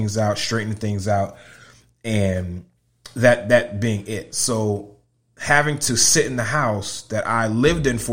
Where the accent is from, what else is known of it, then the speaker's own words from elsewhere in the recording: Connecticut, United States; moved away as an adult; also born or lived in Orlando, Florida / Tampa, Florida / Winter Park, Florida; now in Lakeland, United States; I am born and raised in Connecticut.